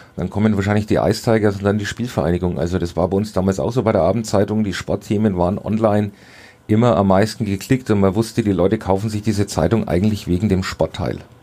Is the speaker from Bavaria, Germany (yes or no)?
yes; Heroldsberg, Bavaria, Germany; ich komme aus Heroldsberg